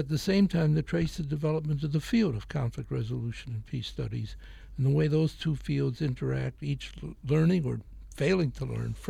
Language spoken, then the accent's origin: English; Chicago, Illinois, United States; I was born in Chicago